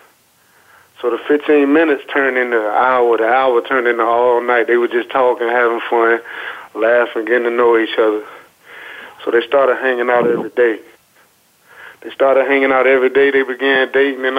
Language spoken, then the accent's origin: English; Chesapeake, Virginia, United States; growing up in South Norfolk